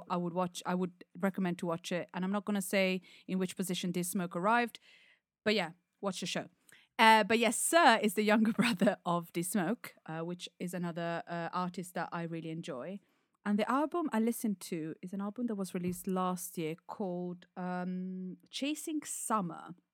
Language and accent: English; United Kingdom; As a Brit.